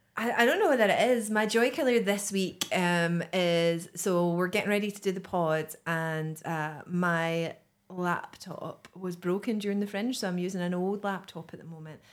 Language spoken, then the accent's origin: English; Greenock, Scotland, United Kingdom; my hometown of, of Greenock